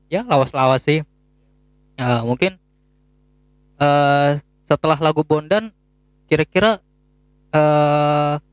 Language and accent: Indonesian; Tegal, Central Java, Indonesia; Kalau gua uh, asalnya dari Tegal sebenarnya. Tegal Jawa Tengah kalau kalian tahu